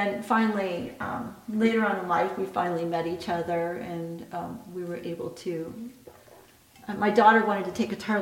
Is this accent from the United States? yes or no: yes; Parkville, Missouri, United States; I'm from Parkville